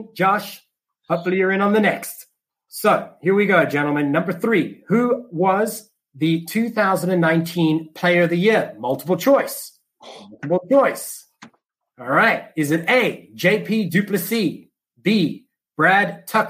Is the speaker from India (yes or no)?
no; South Africa; moved away; being South African born and raised, I grew up watching the Stormers from the Western Province Rugby Union